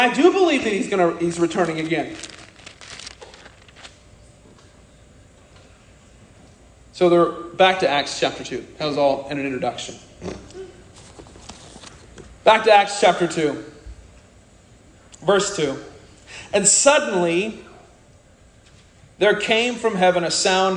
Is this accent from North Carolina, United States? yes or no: no; Oklahoma, United States; accent: Okie; first language English; I'm from Oklahoma, I'm Okie, speaking Okie